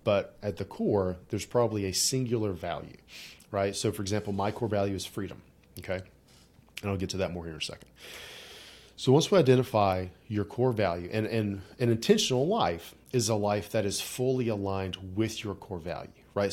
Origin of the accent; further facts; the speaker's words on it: West Virginia, United States; I grew up in, like, you know, Southern Baptist-ish, you know, upbringing in rural Appalachia